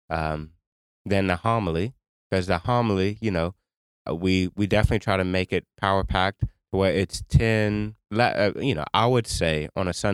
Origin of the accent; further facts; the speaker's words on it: Louisiana, United States; um, I'm from St. Landry Parish.